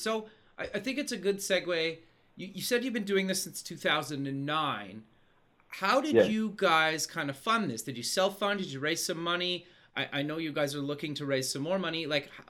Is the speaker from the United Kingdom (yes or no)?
no; Canada; I'm Canadian. I actually live in Canada.